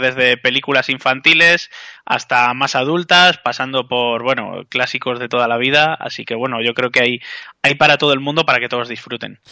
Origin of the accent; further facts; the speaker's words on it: Béjar, Castile and León, Spain; somos de Bejar y estamos fuera